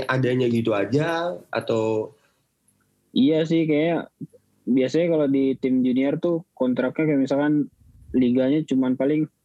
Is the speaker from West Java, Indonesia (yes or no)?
yes; Bandung, West Java, Indonesia; born there; lahir di Bandung 10 Mei 2000. Sekarang tinggal di Bekasi